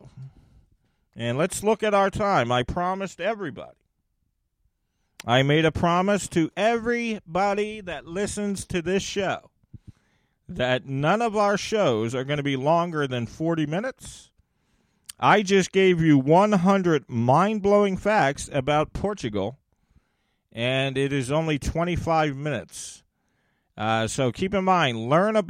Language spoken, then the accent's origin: English; United States; my home country of the USA